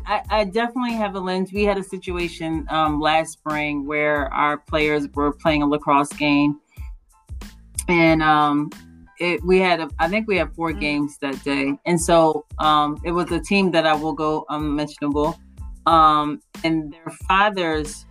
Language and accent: English; Radnor Township, Pennsylvania, United States; I grew up in Radnor Township